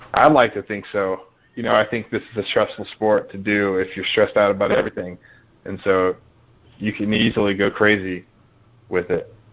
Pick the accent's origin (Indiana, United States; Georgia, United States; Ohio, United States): Georgia, United States; I grew up in Georgia